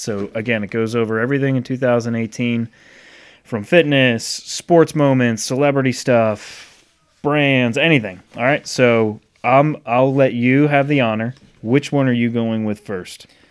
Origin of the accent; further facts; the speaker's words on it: Rhode Island, United States; growing up in Rhode Island